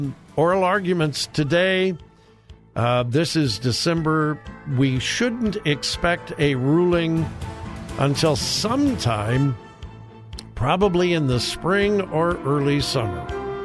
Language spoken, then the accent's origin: English; California, United States; I grew up in Southern California.